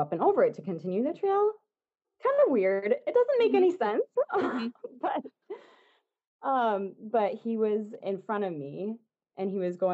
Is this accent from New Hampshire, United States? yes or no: yes; New Hampshire, United States; moved away; I'm from New Hampshire originally.